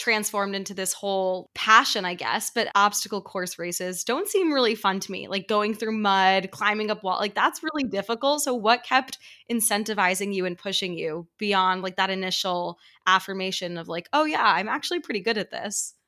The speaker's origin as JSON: {"language": "English", "region": "New York", "country": "United States", "tie": "born or raised there", "said": "he's a fellow New Yorker, so you can imagine how comforting it was for me to meet someone from my hometown"}